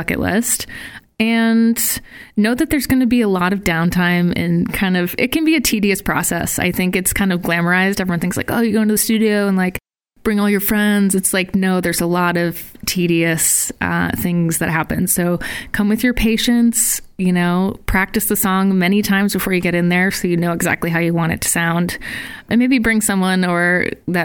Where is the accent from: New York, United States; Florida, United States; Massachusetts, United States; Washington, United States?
Massachusetts, United States; moved away as an adult; now in Providence, United States; I grew up around the Massachusetts area, spent most of my life in Massachusetts